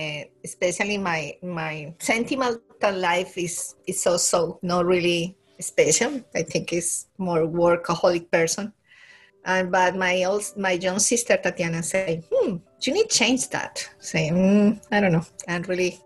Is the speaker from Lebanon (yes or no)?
no; Colombia; English is a second language; moved away as an adult; also born or lived in Cali, Colombia / Bogotá, Colombia; now in Newfoundland, Canada; I'm from Colombia in South America. Originally born in Cali, west of the country, for the Pacific Ocean, really close. But my family moved to the capital